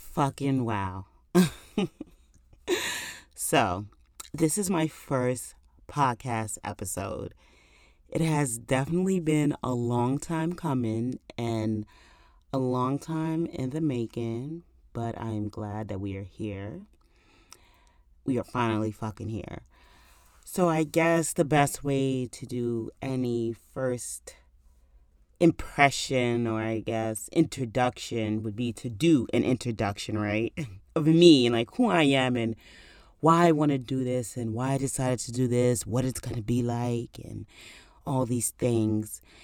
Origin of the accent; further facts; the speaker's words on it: New York, United States; now in New Jersey, United States; I am from New York, and I'm currently in New Jersey now